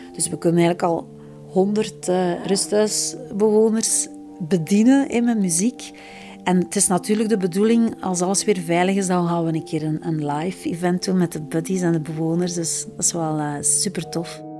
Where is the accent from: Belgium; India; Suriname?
Belgium; Flanders; we zeker als Vlamingen